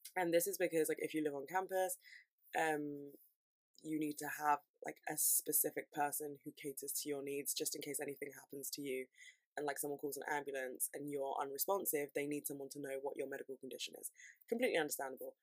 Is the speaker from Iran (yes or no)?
no; London, United Kingdom; I'm from London